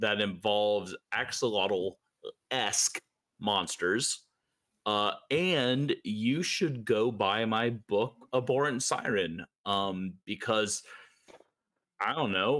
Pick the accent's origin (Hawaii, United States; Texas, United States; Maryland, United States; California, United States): Texas, United States; Austin; I grew up in Austin, Texas.